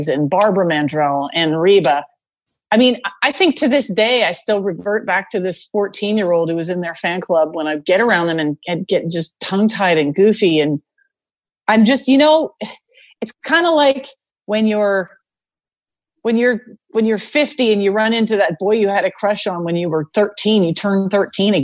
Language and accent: English; Canada; moved away as an adult; now in United States; I was from Canada